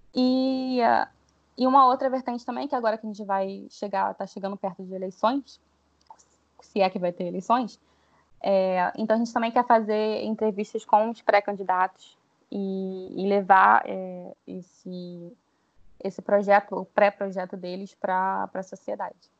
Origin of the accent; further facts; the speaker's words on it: Rio de Janeiro, Brazil; eu sou carioca